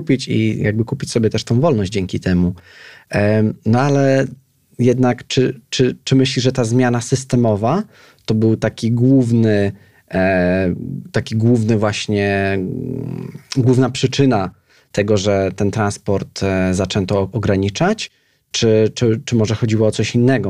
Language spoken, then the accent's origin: Polish; Piaseczno, Masovian Voivodeship, Poland; mieszkałem w, jako nastolatek w, w, w podwarszawskim Piasecznie